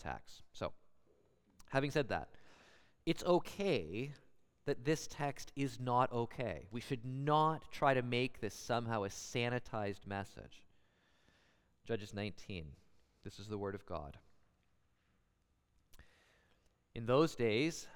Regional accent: Guelph, Ontario, Canada; I'm from Guelph

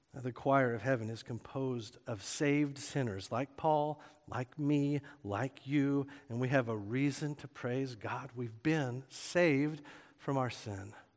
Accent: Oklahoma, United States; moved away; I grew up in Oklahoma

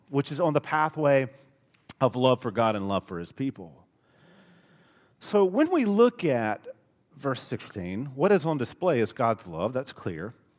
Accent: Alabama, United States; accent: thick Alabama; my Alabama accent is thick

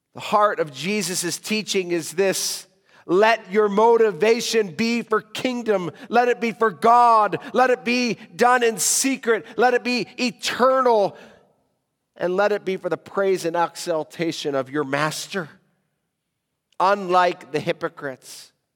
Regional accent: United States; now in Africa; as a American living in Africa

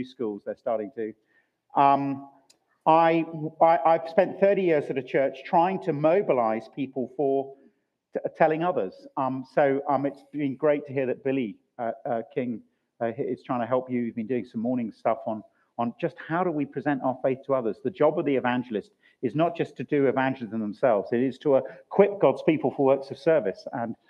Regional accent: Chile; born there; So I was born in Chile in South America. My dad worked for BAT, British American Tobacco. So I was born there.

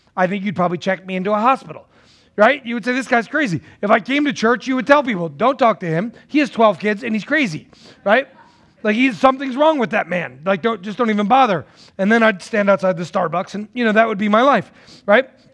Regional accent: New Jersey, United States; now in Tennessee, United States; I'm originally from New Jersey

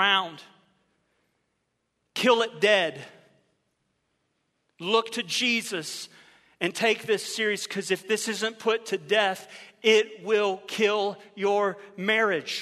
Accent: Ohio, United States; moved away as an adult; now in Florida, United States; I grew up in Ohio

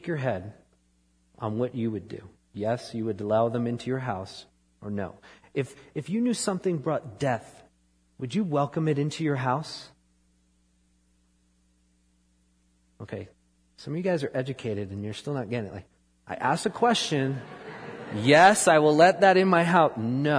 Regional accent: New York, United States; moved away; I grew up in New York

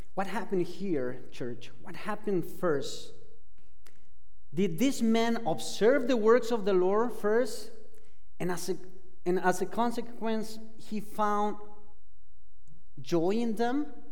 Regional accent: Argentina; English is a second language; moved away as an adult; I am from Argentina. I've been here in this country for quite a while. Uh, I've been in this country for 20 years, uh, but I cannot get rid of my accent

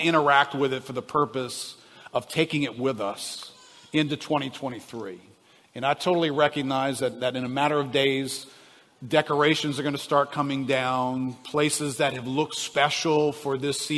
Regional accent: New Orleans, Louisiana, United States; I grew up here in New Orleans.

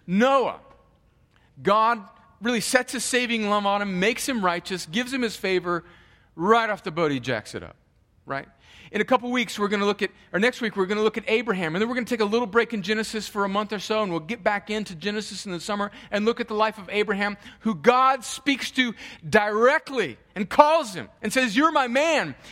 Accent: Southern California, United States; I grew up in Southern California

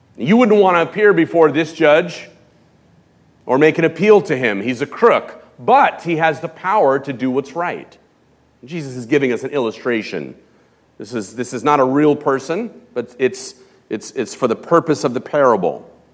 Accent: Los Angeles, California, United States; moved away; also born or lived in West County; I grew up in Hollywood, in Los Angeles

